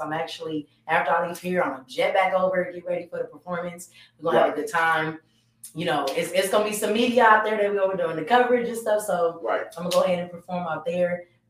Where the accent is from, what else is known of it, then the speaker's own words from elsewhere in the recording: Atlanta, Georgia, United States; I'm born and raised here. You know what I'm saying? I'm born and raised in Atlanta.